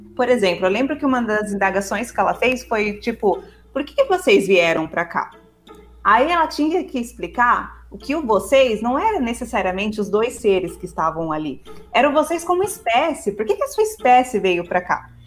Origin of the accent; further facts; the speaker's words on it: São Paulo, Brazil; Eu e o Eric nós somos, nós somos paulistas